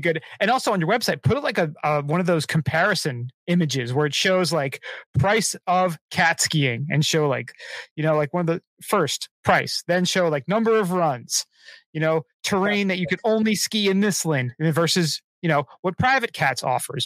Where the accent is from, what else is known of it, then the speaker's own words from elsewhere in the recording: New Jersey, United States; I'm I'm from Jersey